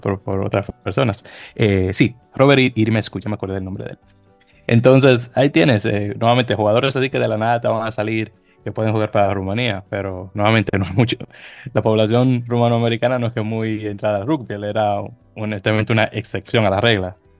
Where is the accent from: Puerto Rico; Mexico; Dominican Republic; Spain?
Dominican Republic; como buen dominicano que soy